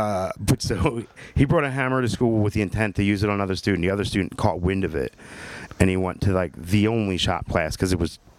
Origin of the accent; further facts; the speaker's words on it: Croydon, Pennsylvania, United States; Lower Bucks, Croydon.